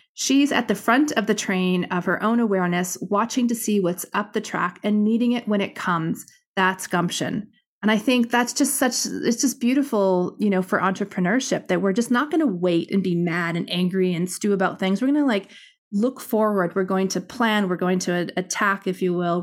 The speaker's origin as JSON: {"language": "English", "country": "Canada", "said": "I'm Canadian"}